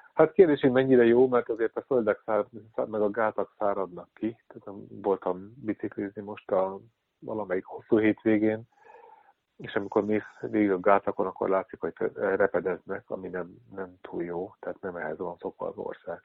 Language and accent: Hungarian; Hungary; moved away as an adult; also born or lived in Netherlands; now in Amsterdam, Netherlands; mi magyarok már alapból olyan traumatizált nép vagyunk